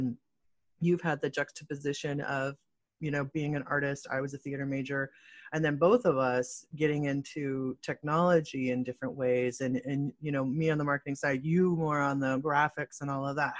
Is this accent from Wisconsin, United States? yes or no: no; Michigan, United States; But yeah, but I'm from Michigan.